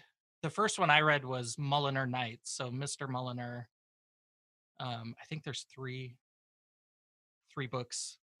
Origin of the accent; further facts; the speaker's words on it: Canada; So, like, growing up in Canada, we watched, like